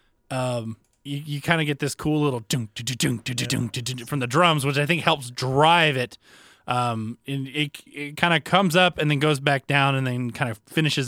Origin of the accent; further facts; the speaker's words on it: the South, United States; I grew up in the South